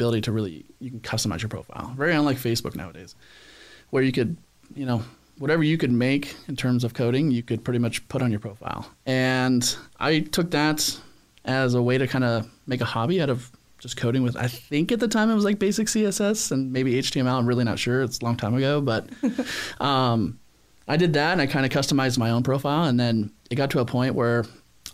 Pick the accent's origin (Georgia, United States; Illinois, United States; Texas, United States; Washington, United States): Washington, United States; Spanaway; moved away as an adult; now in San Diego, United States; I grew up in a small town up in Washington State called Spanaway.